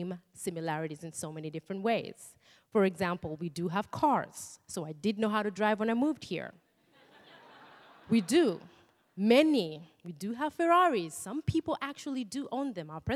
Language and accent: English; Kenya; moved away as an adult; now in Seattle, United States; I grew up in Kenya